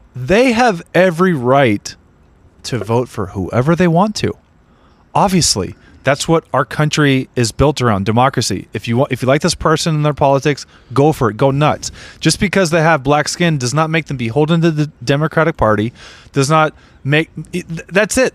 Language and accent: English; Redondo Beach, California, United States; I grew up in Redondo Beach.